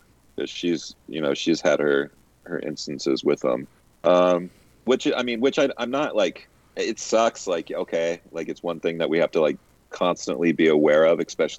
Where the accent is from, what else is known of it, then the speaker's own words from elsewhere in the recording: Phoenix, Arizona, United States; growing up in Ahwatukee, like where we lived, we had the preserve behind us